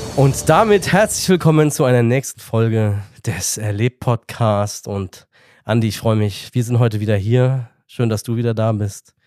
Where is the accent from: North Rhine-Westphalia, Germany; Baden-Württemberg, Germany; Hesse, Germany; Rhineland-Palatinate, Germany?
Hesse, Germany; Darmstadt; Ich bin da geboren